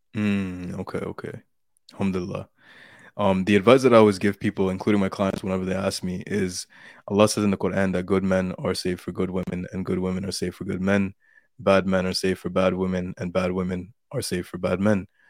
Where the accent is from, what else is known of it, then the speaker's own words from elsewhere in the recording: Canada; I'm from Canada